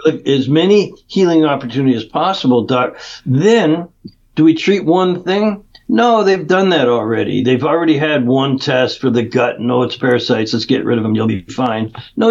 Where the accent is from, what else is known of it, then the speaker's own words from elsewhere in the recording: Canada; moved away as an adult; now in California, United States; I grew up in Canada, even though I've been in California 30 years.